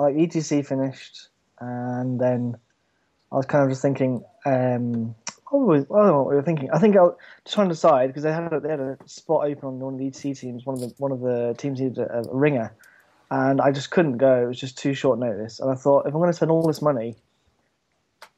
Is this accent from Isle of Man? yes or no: yes; Isle of Man; I'm from the Isle of Man, which is like the coldest place ever.